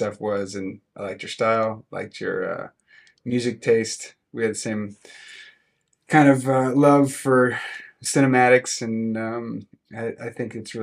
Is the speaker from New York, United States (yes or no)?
no; Clovis, California, United States; moved away as an adult; also born or lived in Fresno, California / San Francisco, California / San Diego, California; now in Austin, United States; I grew up in Clovis